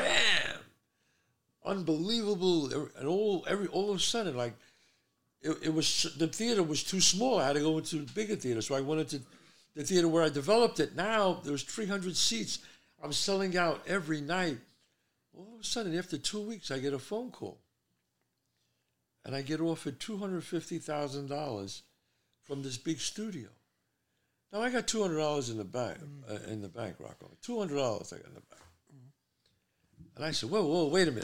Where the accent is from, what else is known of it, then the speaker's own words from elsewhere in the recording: New York City, New York, United States; I'm a street guy. I grew up in the Bronx